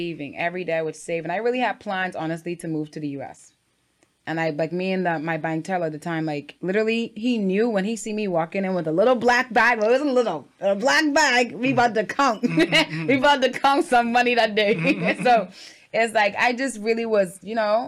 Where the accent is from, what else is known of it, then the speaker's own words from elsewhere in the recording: Freeport, Grand Bahama, Bahamas; I'm from Freeport, Grand Bahama.